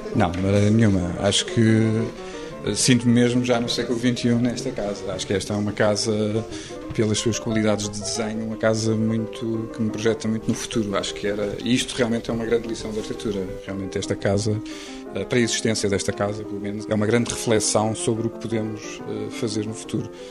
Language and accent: Portuguese; Lisbon, Portugal; eu sempre vivi numa zona ali na dos Estados Unidos da América, que é uma zona eh, com um desenho modernista e com um desenho bem feito, eh, com um urbanismo muito claro e que foi uma zona onde eu cresci